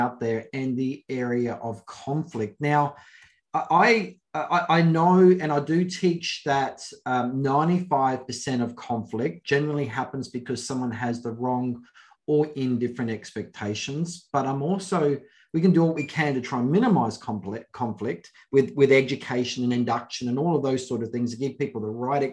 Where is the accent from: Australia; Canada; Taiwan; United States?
Australia; Adelaide, South Australia; I'm in Adelaide. I'm from Adelaide, South Australia. We don't know what rugby is here.